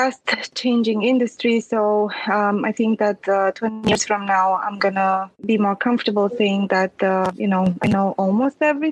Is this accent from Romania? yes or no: yes; Transylvania, Romania; English is a second language; moved away; I was born and raised in Transylvania, so I'm a Latin-based language speaker.